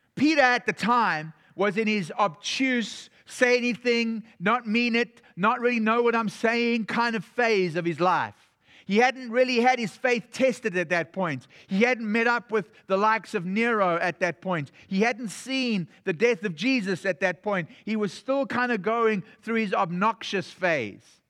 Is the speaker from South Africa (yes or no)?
yes; South Africa; moved away; I was from South Africa